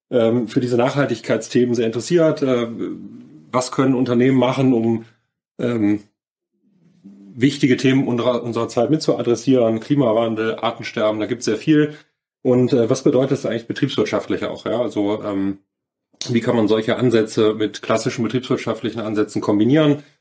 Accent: Cologne, North Rhine-Westphalia, Germany; Ich bin äh, aufgewachsen, groß geworden in Köln

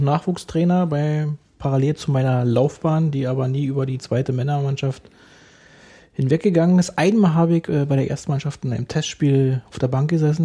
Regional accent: Berlin, Germany; Ich bin gebürtiger Köpenicker, ein echter Köpenicker, weil im Krankenhaus Köpenick geboren, habe auch nur in Köpenick gewohnt

